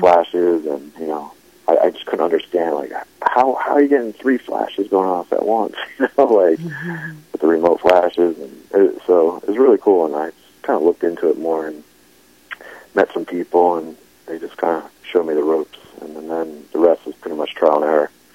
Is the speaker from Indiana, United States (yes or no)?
no; New Jersey, United States; moved away as an adult; now in Philadelphia, United States; I grew up in North Jersey